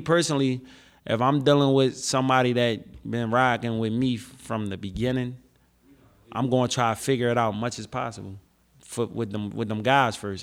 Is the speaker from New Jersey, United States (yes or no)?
no; Philadelphia, Pennsylvania, United States; Philly is my hometown, they made me, and this is where I come from